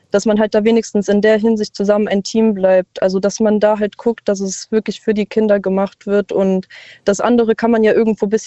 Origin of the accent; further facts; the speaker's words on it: Saarland, Germany; Ich komme aus dem Saarland.